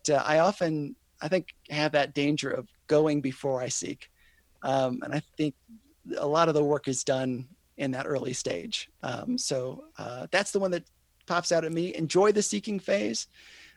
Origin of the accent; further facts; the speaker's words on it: United States; I love being an American